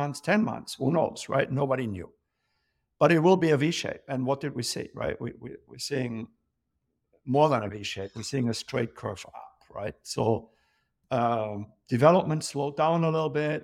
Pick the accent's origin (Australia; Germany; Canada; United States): Germany; moved away as an adult; also born or lived in London; born and raised in Germany, grown up in a pub